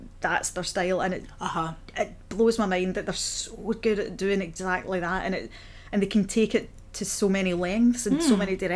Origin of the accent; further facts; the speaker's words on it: Paisley, Scotland, United Kingdom; moved away as an adult; also born or lived in Hamilton; now in Glasgow, United Kingdom; I'm from Paisley